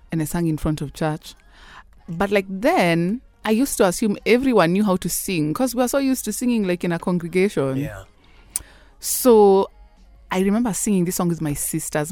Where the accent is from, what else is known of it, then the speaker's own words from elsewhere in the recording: Kenya; I'm a Kenyan singer songwriter